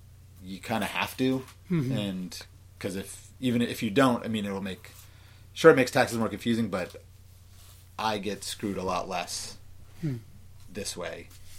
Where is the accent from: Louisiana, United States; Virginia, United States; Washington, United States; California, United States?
California, United States; Orange County; I'm from Orange County.